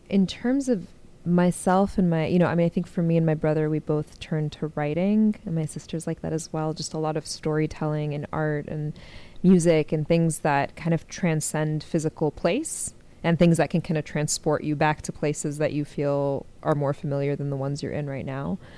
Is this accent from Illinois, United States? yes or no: yes; Carbondale, Illinois, United States; born there; also born or lived in Kuwait / Syria / Oklahoma / Texas; she went and visited her brother in southern Illinois, and so I was born in Carbondale. And then we went back to Kuwait, and then when Saddam invaded, a few years later, we went to Syria for a little bit